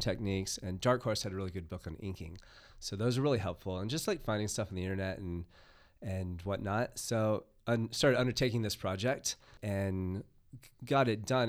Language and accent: English; United States; moved away; I am a foreigner, yes. I grew up in the United States